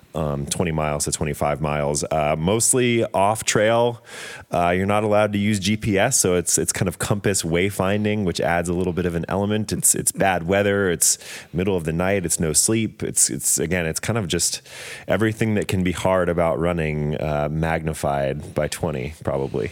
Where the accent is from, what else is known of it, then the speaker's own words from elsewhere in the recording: Atlanta, Georgia, United States; born and raised in Atlanta